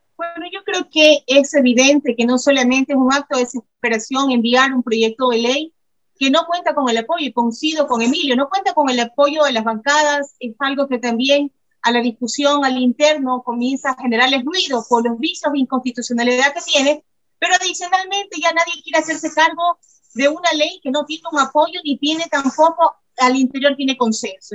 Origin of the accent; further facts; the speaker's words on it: Ecuador; nosotros como ecuatorianos